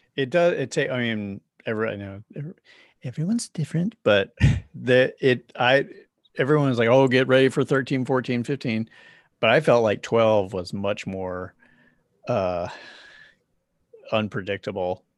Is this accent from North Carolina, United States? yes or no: yes; Charlotte, North Carolina, United States; moved away as an adult; also born or lived in New York; now in Los Angeles, United States; I lived in New York for 10 years and then I grew up in Charlotte, North Carolina.